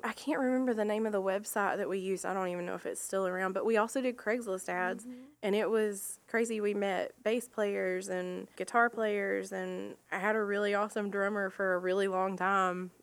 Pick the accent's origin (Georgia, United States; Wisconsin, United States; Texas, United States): Georgia, United States; Rossville; I'm from Rossville, Georgia, so close enough. We lived right over the line.